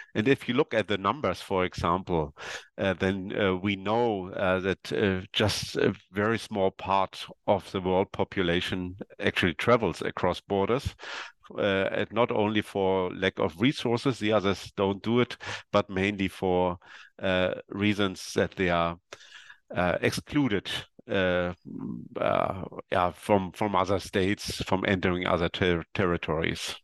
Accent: East Germany, Germany; I come from East Germany

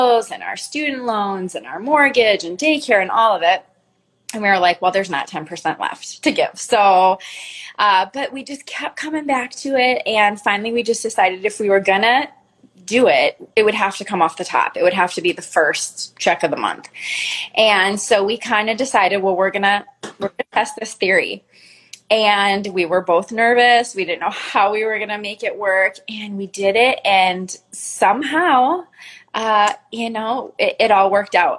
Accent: Minnesota, United States; we're both originally from Minnesota

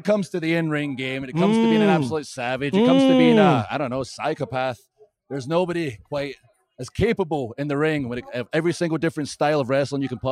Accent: Scotland, United Kingdom; I'm from Scotland.

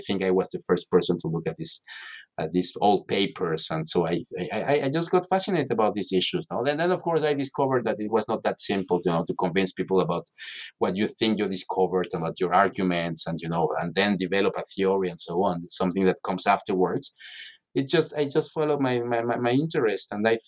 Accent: Mexico City, Mexico; No, I'm from Mexico City originally, and I'm

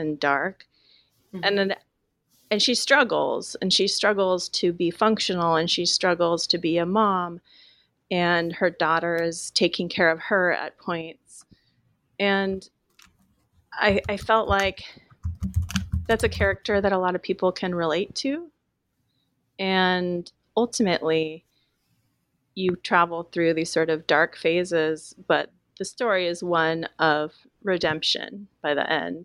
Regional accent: Willamette Valley, Oregon, United States; as a teenager growing up in the Willamette Valley

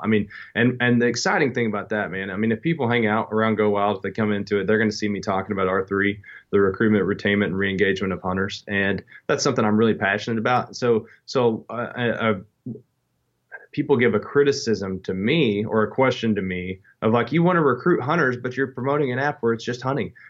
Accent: Southeastern Kentucky, United States; I grew up in Southeastern Kentucky

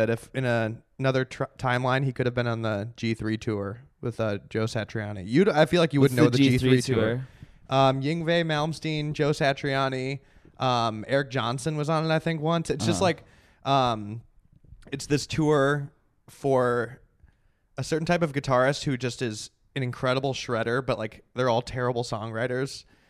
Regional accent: Lebanon; I'm like Lebanese.

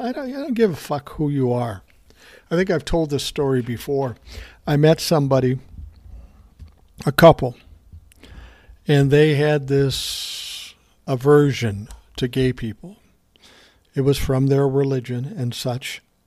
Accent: Minnesota, United States; I'm from Minnesota

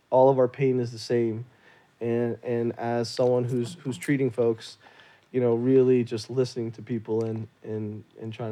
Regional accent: Jammu and Kashmir, India; Like I'm from from Kashmir, North India, you know, and yoga was was was created in India.

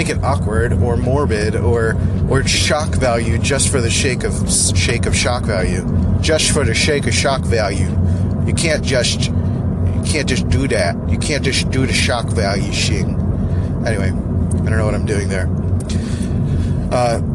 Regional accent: Philadelphia, Pennsylvania, United States; accent: Philly; moved away; I grew up in Northeast Philly, where the accent is, like, super strong and annoying

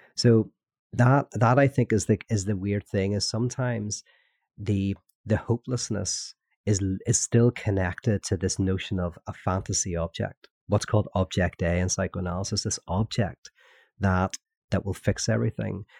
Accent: Northern Ireland, United Kingdom; growing up in Northern Ireland. which I did during a, uh, the Troubles

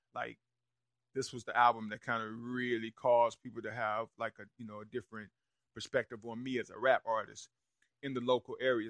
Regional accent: Rock Hill, South Carolina, United States; Rudy Currents, who I grew up with on Ogden Road

